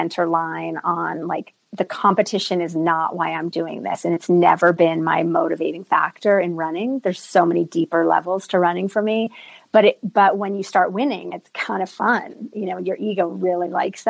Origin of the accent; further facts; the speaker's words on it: East Coast, United States; moved away as an adult; now in Santa Fe, United States; the East Coast where I grew up